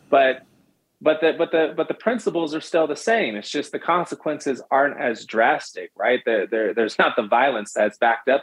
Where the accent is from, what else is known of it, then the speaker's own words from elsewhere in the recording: San Francisco, California, United States; I was born in San Francisco, California, raised in the Bay Area